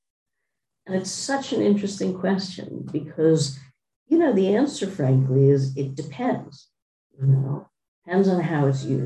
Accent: United States; I am American, I am a capitalist

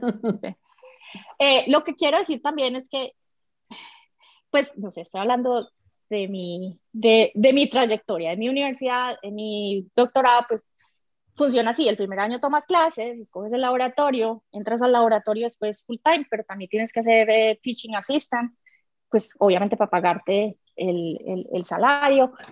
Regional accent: Medellín, Antioquia, Colombia; yo crecí en Medellín, en colegio niña

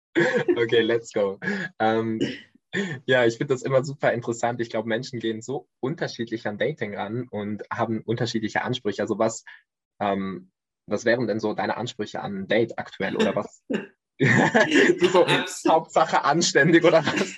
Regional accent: Switzerland; ich komme aus der Schweiz

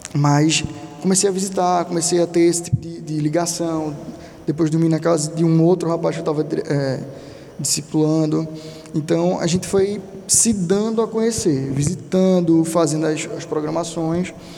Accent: Brazil; eu nunca nem saí do Brasil

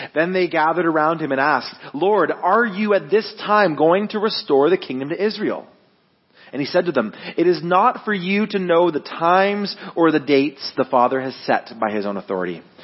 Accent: Guelph, Ontario, Canada; I'm born and raised in Guelph.

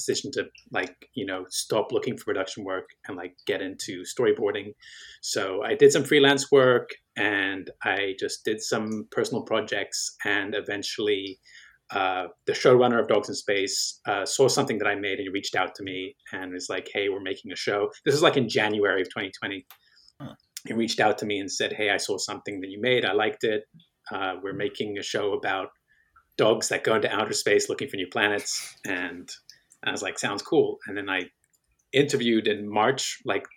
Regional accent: Belgium; moved away; I grew up in Belgium

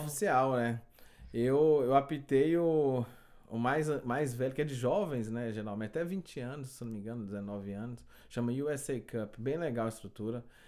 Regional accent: Goiânia, Goiás, Brazil; moved away as an adult; also born or lived in Montreal, Canada; now in Quebec, Canada

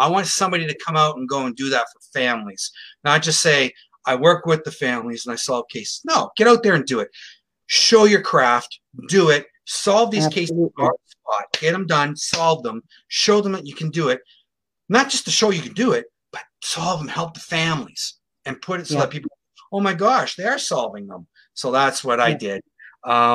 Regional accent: Sarnia, Ontario, Canada; Sarnia, my hometown

